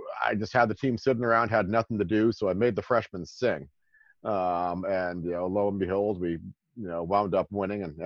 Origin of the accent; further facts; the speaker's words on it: New York, United States; moved away as an adult; I grew up in New York